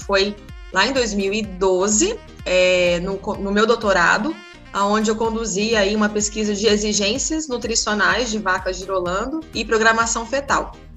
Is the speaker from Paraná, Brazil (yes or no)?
yes; Paraná, Brazil; moved away; Eu sou do Paraná